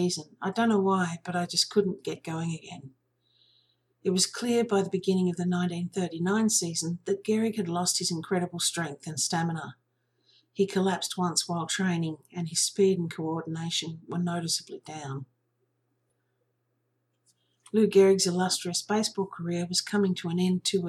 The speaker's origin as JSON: {"language": "English", "country": "Australia", "said": "I'm an Australian"}